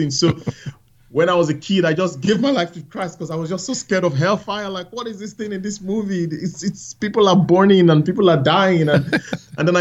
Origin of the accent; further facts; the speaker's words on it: Nigeria; I grew up in Nigeria, in a village